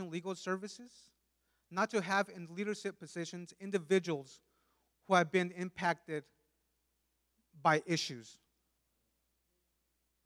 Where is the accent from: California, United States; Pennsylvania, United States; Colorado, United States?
California, United States; first language Spanish; English is a second language; also born or lived in Mexico; I was born and raised in California for the most part. Shortly after being born, my family moved back to Mexico and eventually returned to the U.S.